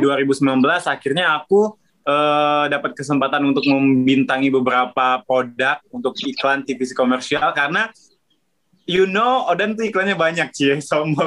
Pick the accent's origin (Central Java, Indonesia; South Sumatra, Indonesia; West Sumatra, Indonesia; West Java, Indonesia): South Sumatra, Indonesia; Palembang; now in Jakarta, Indonesia; dari kecil waktu di Palembang